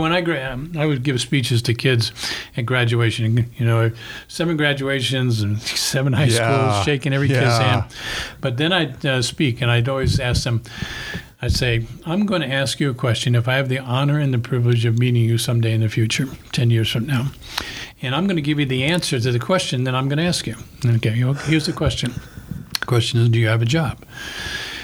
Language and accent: English; New York City, New York, United States; now in Denver, United States; I grew up in the Bronx in a one-bedroom apartment